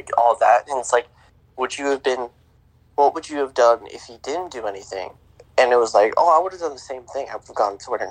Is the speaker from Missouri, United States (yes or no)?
yes; North Kansas City, Missouri, United States; also born or lived in Louisiana; I was born in North Kansas City Hospital